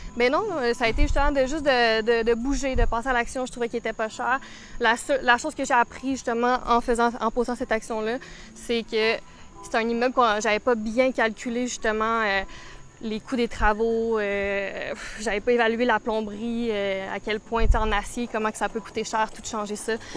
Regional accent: Saint-Esprit, Quebec, Canada; j'ai grandi à Saint-Esprit, donc rive nord de Montréal. Euh, j'ai grandi ici en campagne.

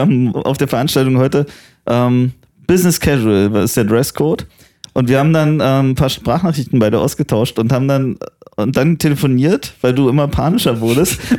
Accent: Potsdam, Brandenburg, Germany; ich bin ein bisschen stolz auf meine Heimatstadt

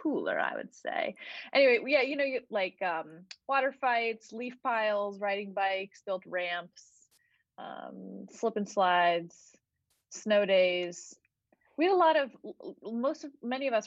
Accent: Cincinnati, Ohio, United States; I grew up in Cincinnati, Ohio, in a city neighborhood

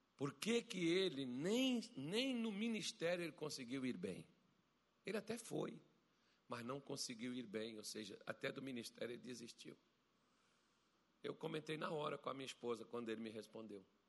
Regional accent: Brazil; nós que somos brasileiros

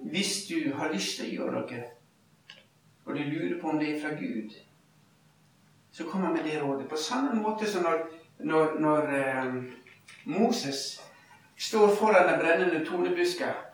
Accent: Ulsteinvik, Møre og Romsdal, Norway; moved away; voksenlederne våre hjemme i Ulsteinvik, der jeg bodde

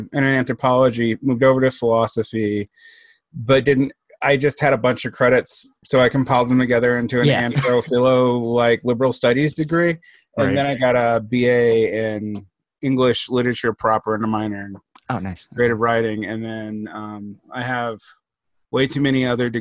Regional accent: Georgia, United States; I grew up in Georgia

